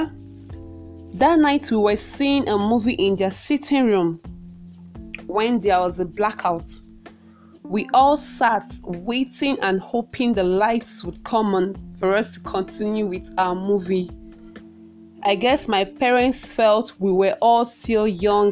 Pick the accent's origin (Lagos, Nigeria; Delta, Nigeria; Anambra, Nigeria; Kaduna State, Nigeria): Anambra, Nigeria; Awka; I hail from Awka, Anambra State